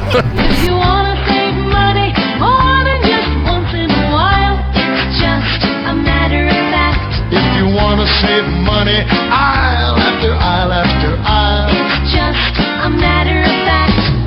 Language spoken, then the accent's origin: English; Detroit, Michigan, United States; when I like growing up in Detroit, when I my boy did some stupid.